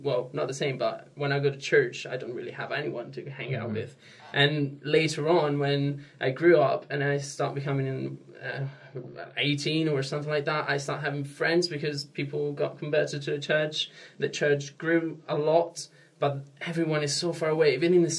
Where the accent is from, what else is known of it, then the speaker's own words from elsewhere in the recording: Italy; I'm from Italy.